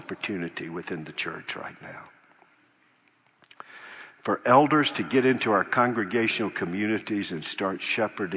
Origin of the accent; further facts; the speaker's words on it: North Carolina, United States; I grew up in North Carolina.